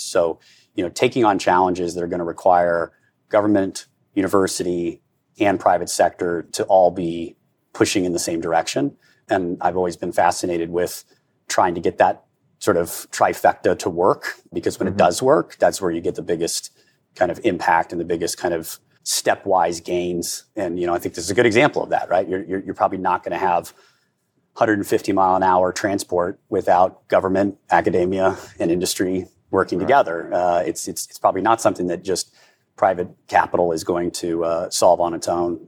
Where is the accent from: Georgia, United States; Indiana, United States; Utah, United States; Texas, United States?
Indiana, United States; I'm born and bred in Indiana.